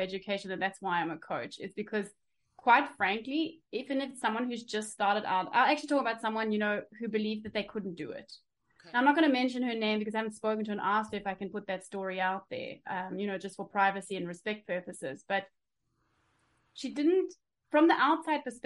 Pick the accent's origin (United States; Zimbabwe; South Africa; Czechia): South Africa; now in Germany; I was born in South Africa.